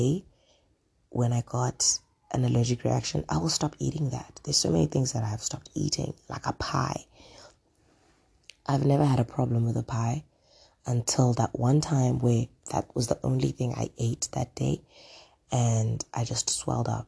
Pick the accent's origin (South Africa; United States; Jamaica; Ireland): South Africa; I'm South African